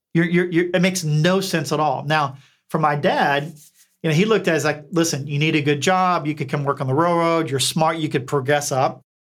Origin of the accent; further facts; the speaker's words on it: Eastern Kentucky, United States; accent: twangy; moved away as an adult; also born or lived in Bethesda, Maryland; I grew up, for all intents and purposes, in a holler in Eastern Kentucky